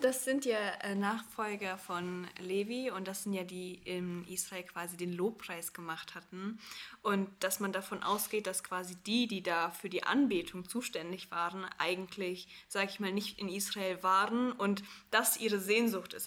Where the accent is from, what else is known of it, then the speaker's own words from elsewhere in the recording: Cologne, North Rhine-Westphalia, Germany; Wir sind äh, beide aus Köln